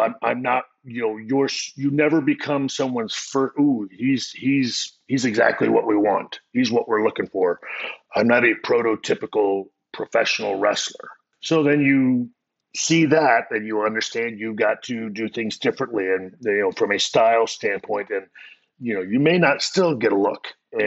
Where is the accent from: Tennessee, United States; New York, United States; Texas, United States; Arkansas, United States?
Texas, United States; San Antonio; I'm a kid from San Antonio